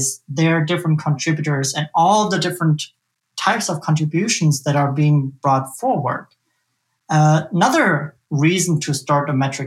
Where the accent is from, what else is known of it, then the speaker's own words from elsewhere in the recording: Germany; now in Omaha, United States; I'm from Omaha, Nebraska. That's where I live by choice. I come originally from Germany, though